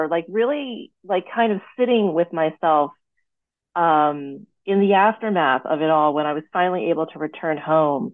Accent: United States; an American-born daughter of Thai immigrants

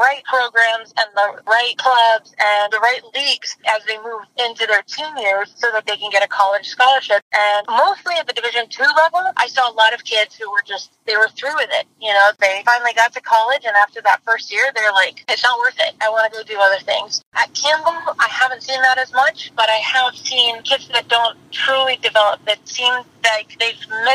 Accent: Nigeria; moved away as an adult; now in United States; I grew up in Nigeria, so my first 19 years were in Nigeria

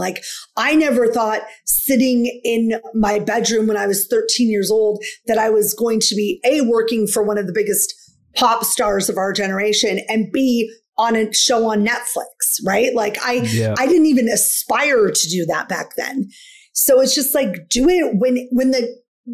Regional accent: Washington, United States; I'm from Washington State.

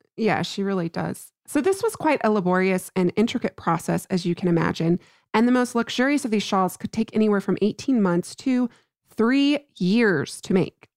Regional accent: New Mexico, United States; my home state of New Mexico

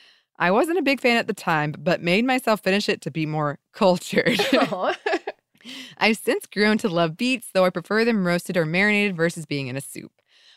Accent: Vancouver, British Columbia, Canada; I grew up in Vancouver, Canada in the 90s, where there were numerous other immigrants from Hong Kong.

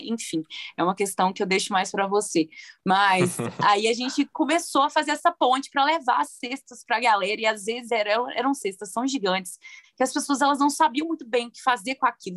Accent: Viçosa, Minas Gerais, Brazil; moved away; also born or lived in Belo Horizonte; Eu sou do interior, né, de Viçosa, interior de Minas Gerais. Cresci vendo minha mãe cozinhando e tudo

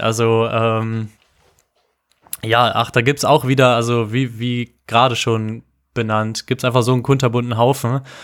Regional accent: Düsseldorf, North Rhine-Westphalia, Germany; moved away; zurück in meine Heimatstadt

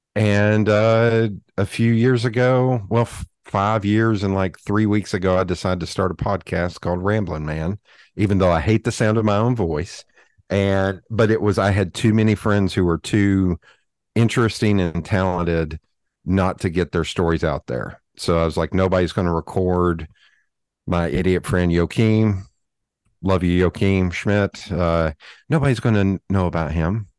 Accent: Knoxville, Tennessee, United States; I am born and raised in Knoxville, Tennessee

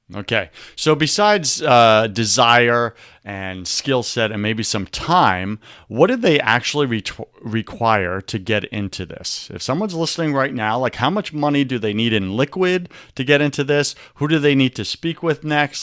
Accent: Long Island, New York, United States; I grew up in New York, you know, and in New York, I remember on Long Island

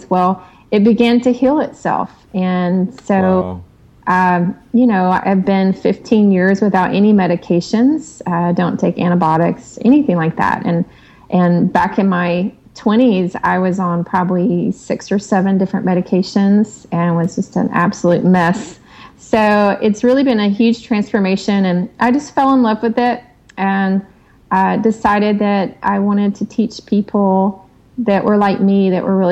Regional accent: the South, United States; I grew up in the South with the traditional Southern meals

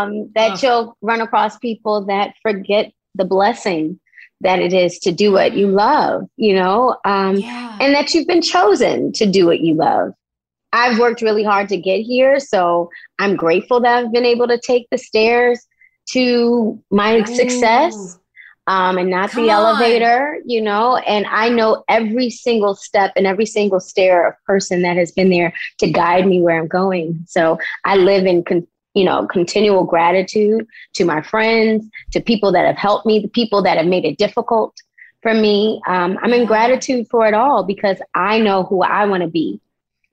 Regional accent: Baltimore, Maryland, United States; moved away as an adult; also born or lived in Los Angeles, California; I was born and raised in Baltimore City

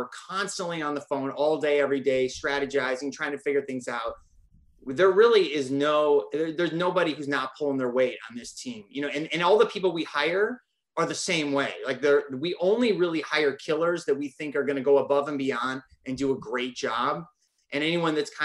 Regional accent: Northern Michigan, United States; I'm from Northern Michigan

